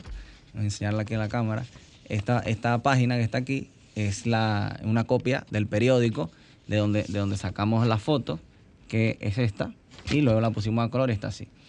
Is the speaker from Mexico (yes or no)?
no; Dominican Republic; nosotros como dominicanos